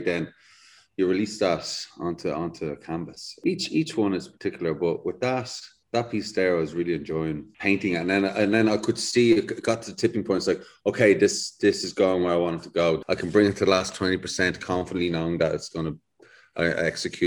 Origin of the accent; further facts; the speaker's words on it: Dublin, Leinster, Ireland; moved away as an adult; also born or lived in London; I'm from Dublin, lived in the city